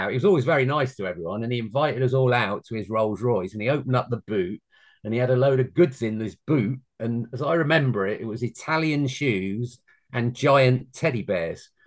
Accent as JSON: {"language": "English", "region": "London", "country": "United Kingdom", "accent": "London", "said": "I sound a little bit like I'm from London."}